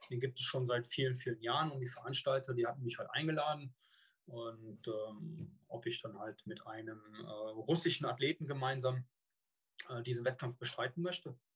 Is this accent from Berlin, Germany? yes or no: no; Cologne, North Rhine-Westphalia, Germany; hört, bin ich eine Kölsche Jung. Ja, und äh, also komme gebürtig aus dem Rheinland.